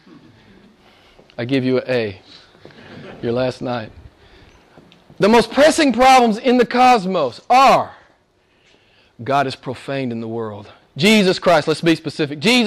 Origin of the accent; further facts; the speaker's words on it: United States; I'm an American